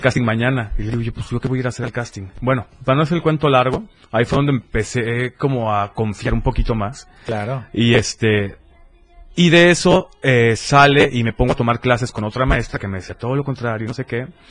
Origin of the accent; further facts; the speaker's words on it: Tuxtla Gutiérrez, Chiapas, Mexico; also born or lived in Berriozábal; soy de acá, soy de Tuxtla